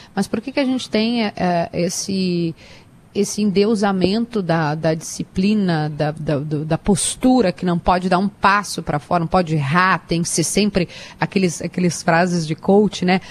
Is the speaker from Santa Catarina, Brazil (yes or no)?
yes; Sombrio, Santa Catarina, Brazil; Na minha terra, o sombrio, meu avô é campeão é, de bocha